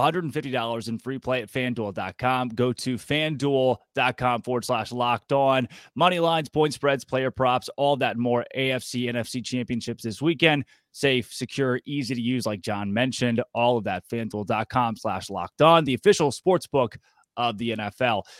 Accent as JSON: {"language": "English", "region": "Arkansas", "country": "United States", "tie": "born or raised there", "said": "an Arkansas born guy myself, Valonia native"}